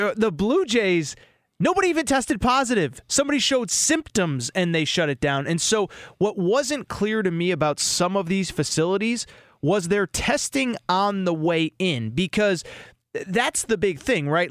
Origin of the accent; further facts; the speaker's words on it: Connecticut, United States; I grew up in Connecticut